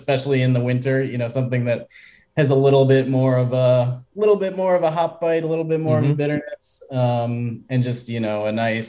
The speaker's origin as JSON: {"language": "English", "town": "Buffalo", "region": "New York", "country": "United States", "tie": "born or raised there", "moved": "yes", "lives_now": "Springs, United States", "said": "So I'm from Buffalo originally"}